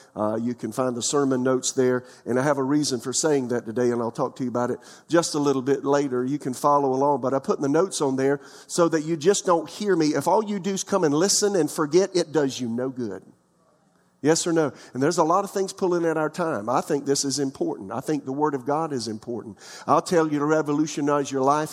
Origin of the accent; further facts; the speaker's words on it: United States; also born or lived in Florida / South Carolina; I'm a little country boy, uh, from the, from, from the out of town area of my hometown, Florida and South Carolina.